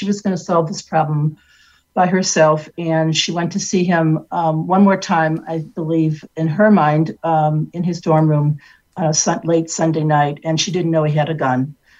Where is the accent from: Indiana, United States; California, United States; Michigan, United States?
Michigan, United States; Detroit; Michigan, which is where my family is from. I was born and raised in Detroit.